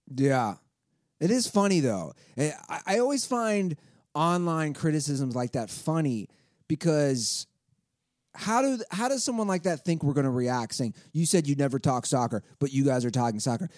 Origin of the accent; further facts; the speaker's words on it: Cincinnati, Ohio, United States; my hometown.